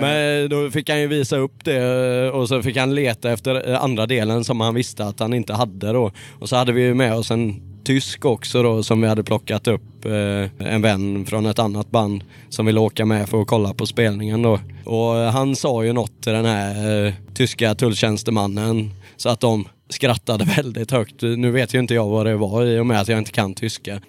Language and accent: Swedish; Gothenburg, Västra Götaland, Sweden; vi är från Göteborg